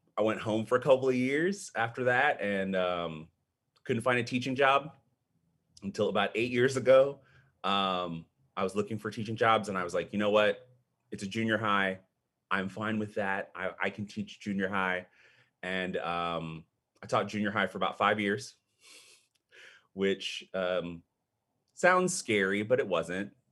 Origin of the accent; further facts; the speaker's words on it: Austin, Texas, United States; also born or lived in Panama City, Panama / Wichita Falls, Texas; I've pretty much, um, grown up in the Austin area